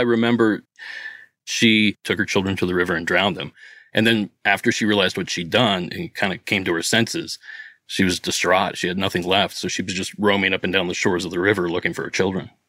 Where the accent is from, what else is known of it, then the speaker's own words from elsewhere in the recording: Southeast Ohio, United States; moved away as an adult; now in Los Angeles, United States; I'm from Southeast Ohio, between Pittsburgh and Columbus, but I live just outside of L A right now.